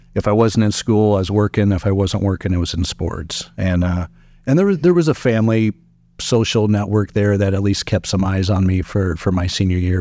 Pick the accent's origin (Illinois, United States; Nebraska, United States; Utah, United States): Nebraska, United States; Sutton; also born or lived in Meade, Nebraska / Fremont, Nebraska / Hastings, Nebraska; my living in Sutton and calling that my hometown